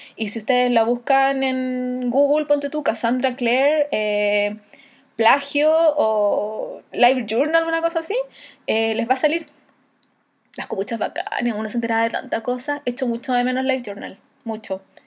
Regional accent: Chile; Y yo cuando le digo de Chile

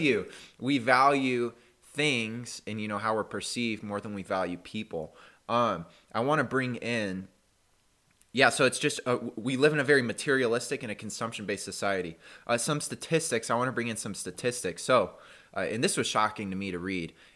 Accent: United States; for us as an American

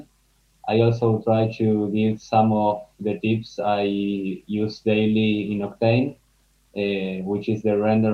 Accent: Argentina; moved away as an adult; also born or lived in Amsterdam, Netherlands; now in Spain; I am from Argentina, and I lived all my life there. But the last 2 years, I have been living in Amsterdam. And this last month, I came to Spain

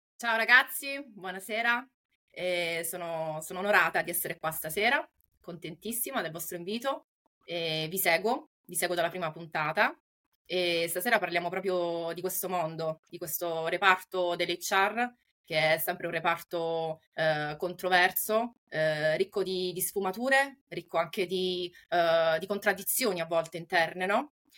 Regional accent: Taranto, Apulia, Italy; now in Rome, Italy; sono nata in Puglia, eh, nello specifico a Taranto e attualmente risiedo a Roma

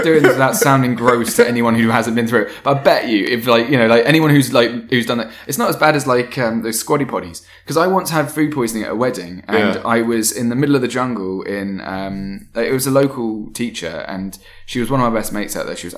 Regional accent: British / English, England, United Kingdom; now in London, United Kingdom; I was very proud of being British

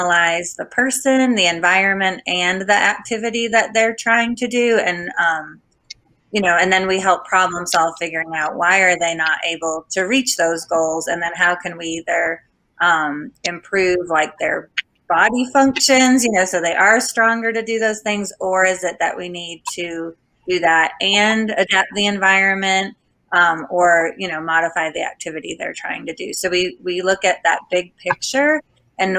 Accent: Massachusetts, United States; also born or lived in Albuquerque, New Mexico; now in Alabama, United States; I also am from Massachusetts.

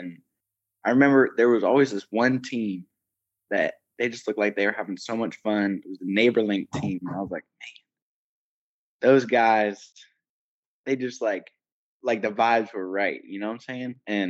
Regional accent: Indianapolis, Indiana, United States; moved away as an adult; now in Greenville, United States; I grew up in Indianapolis, Indiana.

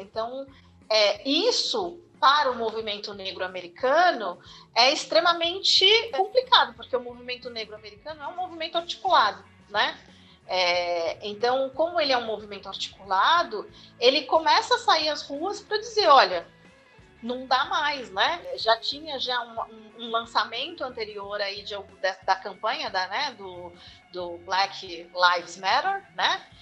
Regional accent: Osasco, São Paulo, Brazil; also born or lived in Marília / Piracicaba / Sorocaba; now in São Paulo, Brazil; eu sou natural de Osasco

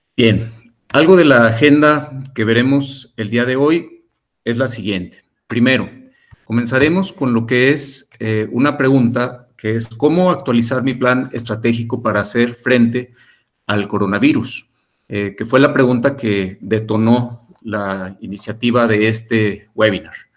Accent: Mexico; Como sociedad mexicana

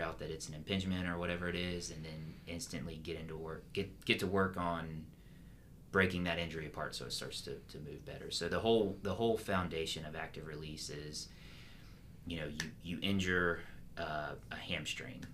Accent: Pensacola, Florida, United States; now in Jacksonville, United States; I grew up outside of Pensacola

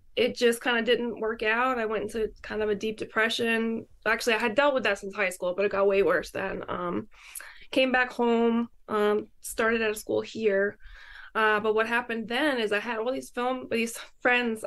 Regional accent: Syracuse, New York, United States; moved away as an adult; now in New York City, United States; I was born here in New York City, but I grew up in Syracuse, which is like way further north

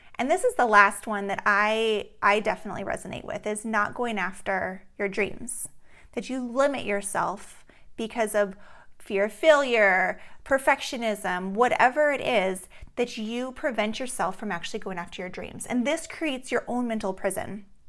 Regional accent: Alaska, United States; growing up in Alaska, we play outside in the summer until late at night

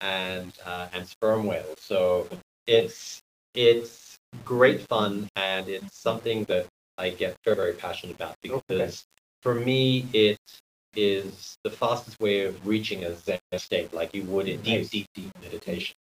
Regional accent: Australia; now in Philippines; I'm Australian

